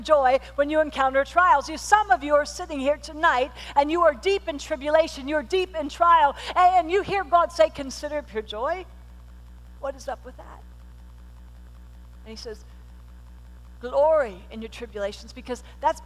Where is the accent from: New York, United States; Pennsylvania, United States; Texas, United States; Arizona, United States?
Pennsylvania, United States; I was born and raised in Pennsylvania, and we lived on this rural highway